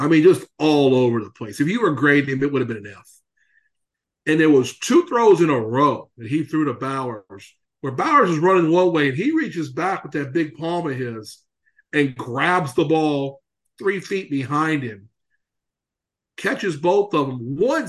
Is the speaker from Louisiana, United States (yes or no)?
yes; Louisiana, United States; I'm from Louisiana. Damn it. I never saw a hockey game in my life till a few years ago